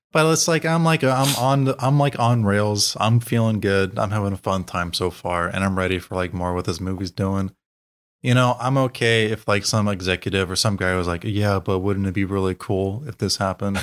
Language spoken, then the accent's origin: English; United States; as Americans